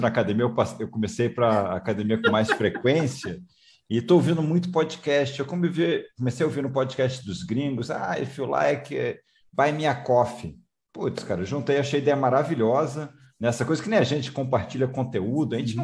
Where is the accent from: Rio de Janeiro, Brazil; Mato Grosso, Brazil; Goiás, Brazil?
Rio de Janeiro, Brazil; moved away; Eu também sou é... carioca, estou morando fora do Rio de Janeiro, mas sou carioca